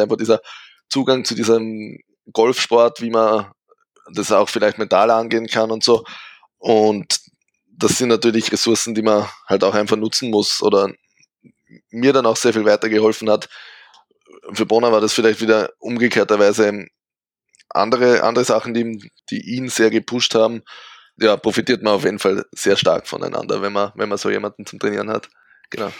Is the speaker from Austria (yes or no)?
yes; St. Pölten, Lower Austria, Austria; Bin eben aus Österreich, genauer aus St. Pölten